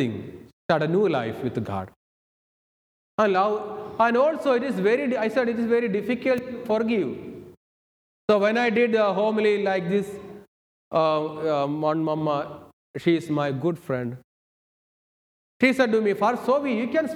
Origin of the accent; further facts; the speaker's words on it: Kerala, India; moved away as an adult; also born or lived in Thibodaux, Louisiana; now in United States; I am from India, the southern part of India, Kerala.